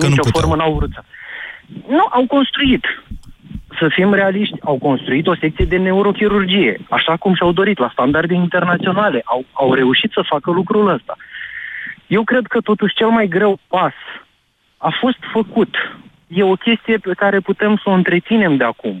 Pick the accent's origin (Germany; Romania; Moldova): Romania; Iași, Iași County; sunt din Iași